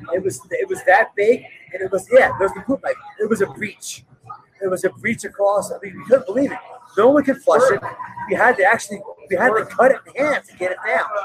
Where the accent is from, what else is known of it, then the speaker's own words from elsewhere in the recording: South Jersey near Atlantic City, New Jersey, United States; I grew up in South Jersey near Atlantic City, so I grew up on the beaches.